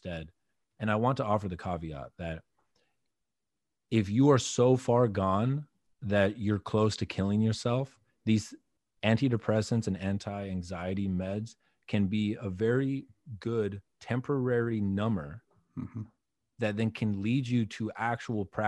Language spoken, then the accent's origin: English; Wisconsin, United States; moved away; also born or lived in Texas; growing up in Wisconsin